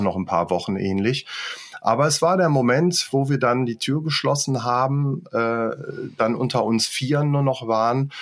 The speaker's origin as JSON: {"language": "German", "town": "Göttingen", "region": "Lower Saxony", "country": "Germany", "tie": "born or raised there", "also_born_or_lived": "Luxembourg", "moved": "as an adult", "said": "bin ich dann erstmal in meine Heimat zurück, also nicht nach Luxemburg, wo ich gewohnt habe, sondern nach Göttingen, wo meine mhm. Eltern dann auch waren"}